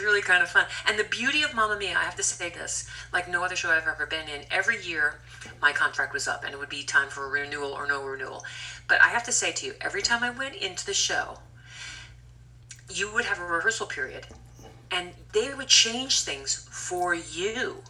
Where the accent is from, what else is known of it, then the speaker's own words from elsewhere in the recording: Scranton, Pennsylvania, United States; moved away; I came from Pennsylvania, Scranton, Pennsylvania. Nobody in my high school was really doing with doing the musical theater